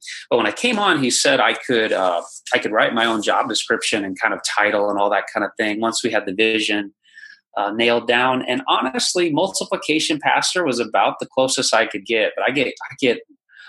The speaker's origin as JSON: {"language": "English", "region": "Iowa", "country": "United States", "tie": "born or raised there", "moved": "yes", "lives_now": "Indianapolis, United States", "said": "I am a Iowa native"}